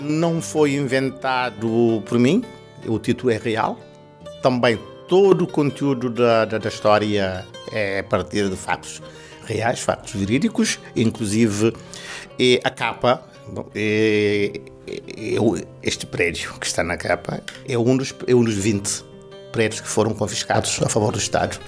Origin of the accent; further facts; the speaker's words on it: Santiago, Cape Verde; first language Cape Verdean Creole; Portuguese is a second language; now in Portugal; Eu nasci em Cabo Verde, na ilha de Santiago, no interior, porque eu sou de fora